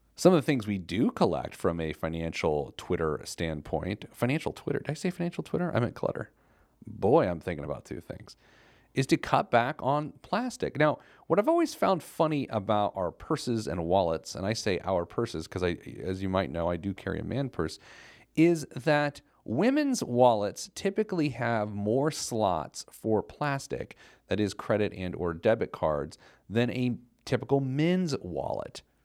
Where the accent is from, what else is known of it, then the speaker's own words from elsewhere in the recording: Indianapolis, Indiana, United States; my hometown newspaper, the Indianapolis Star.